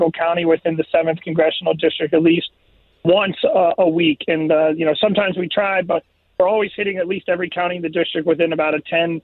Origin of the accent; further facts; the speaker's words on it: Spotsylvania, Virginia, United States; I'm from Spotsylvania. That's where I grew up